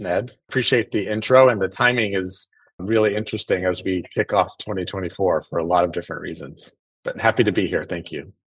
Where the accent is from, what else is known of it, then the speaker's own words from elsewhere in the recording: South Lake Tahoe, California, United States; I grew up in in Northern California in Tahoe